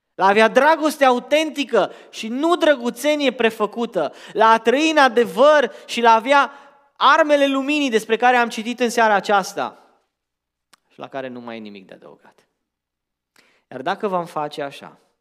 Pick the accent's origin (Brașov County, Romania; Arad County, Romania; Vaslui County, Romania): Arad County, Romania; Arad; now in Portland, United States; eu am crescut în România într-un oraș numit Arad